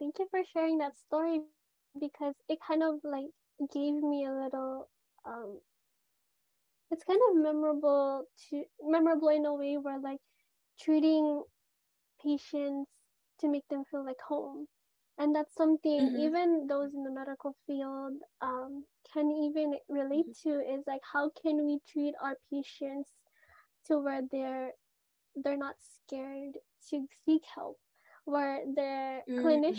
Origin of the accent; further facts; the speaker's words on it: Philippines; I'm Filipino.